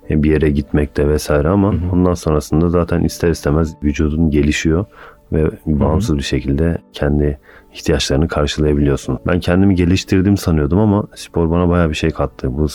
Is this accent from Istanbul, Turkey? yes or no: yes; Istanbul, Turkey; born there; 1989 İstanbul doğumluyum. Aslen Karamanlıyım.